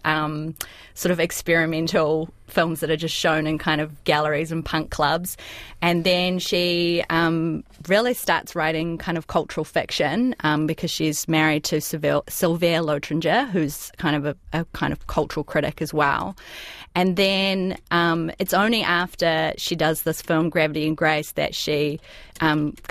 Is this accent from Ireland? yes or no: no; New Zealand; I had been introducing myself as a New Zealander